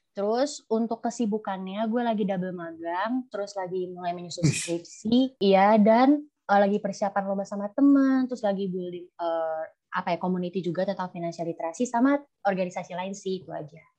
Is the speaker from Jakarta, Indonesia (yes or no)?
yes; Jakarta, Indonesia; now in Malang, Indonesia; gue dari Jakarta tapi gue ngerantau di Malang